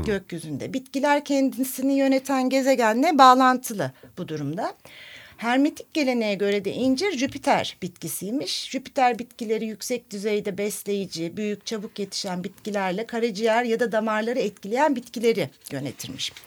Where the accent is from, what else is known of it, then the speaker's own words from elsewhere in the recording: Nazilli, Aydın, Turkey; benim kendi memleketimin, Nazilli'nin